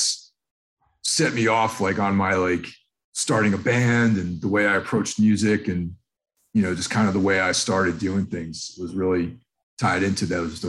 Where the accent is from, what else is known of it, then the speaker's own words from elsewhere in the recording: New York, United States; where I grew up in New York State, we were on the border of Connecticut